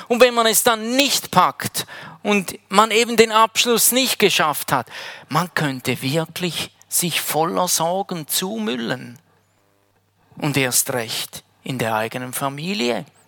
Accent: Heiden, Appenzell Ausserrhoden, Switzerland; moved away as an adult; now in Wädenswil, Switzerland; Ich komme ursprünglich aus Heiden

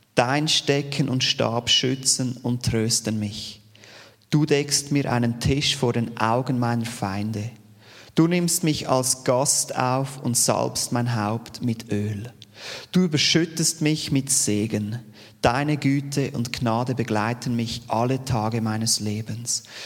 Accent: Steinmaur, Zurich, Switzerland; accent: Zürich Unterland Dialekt; Ich bin aufgewachsen in Steinmur, Zürich Unterland.

